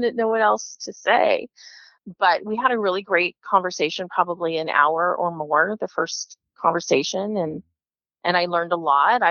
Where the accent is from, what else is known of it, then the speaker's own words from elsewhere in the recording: Kansas, United States; I was born in Kansas, which is an open adoption state, open birth certificate.